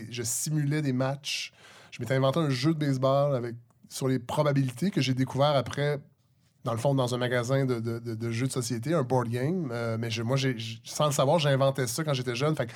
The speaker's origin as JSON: {"language": "French", "town": "Saint-Hyacinthe", "region": "Quebec", "country": "Canada", "tie": "born there", "also_born_or_lived": "Montréal-Nord / Saint-Luc", "said": "j'ai, grandi dans plein de villes. Je suis né à Saint-Hyacinthe, j'ai habité à Montréal-Nord, j'ai habité à Saint-Luc, qui est maintenant à Saint-Jean-Richelieu"}